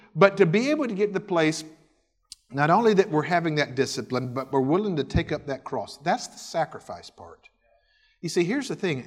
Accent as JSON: {"language": "English", "town": "Milton", "region": "Florida", "country": "United States", "tie": "born or raised there", "also_born_or_lived": "Winston-Salem, North Carolina / Houston, Texas", "moved": "as an adult", "said": "I grew up in the Independent Baptist Pastures home there in the Panhandle of Florida, a little town called Milton, right outside Pensacola"}